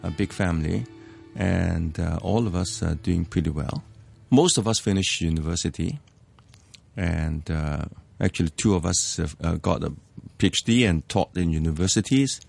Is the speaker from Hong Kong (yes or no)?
yes; Hong Kong; English is a second language; I was born in Hong Kong. I, I grew up in Hong Kong.